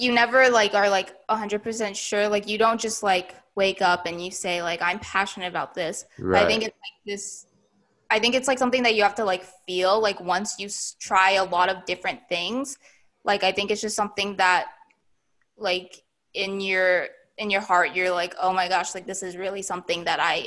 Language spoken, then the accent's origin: English; United States; me being Asian American